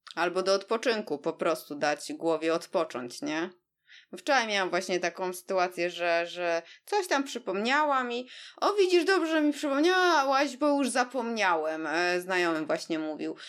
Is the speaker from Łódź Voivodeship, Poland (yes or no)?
no; Warsaw, Masovian Voivodeship, Poland; jesteśmy oboje z Warszawy